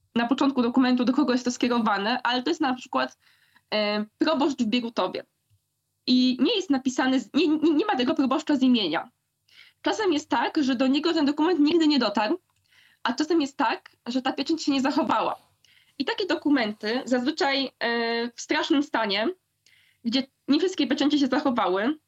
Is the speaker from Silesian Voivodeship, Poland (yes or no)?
yes; Silesian Voivodeship, Poland; z mojego kochanego Śląska, skąd pochodzę